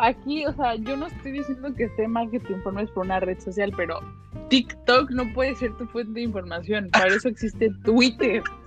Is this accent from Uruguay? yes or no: no; Jiutepec, Morelos, Mexico; now in United States; Yo soy orgullosamente de Jutepec